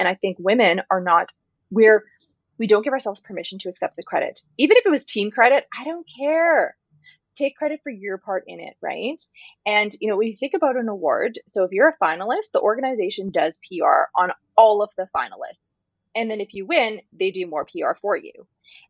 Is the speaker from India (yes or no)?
yes; North India, India; And I'm Northern Indian, I'm not Punjabi, and I only say this because there's a lot of talk about these types of situations in the Punjabi community here.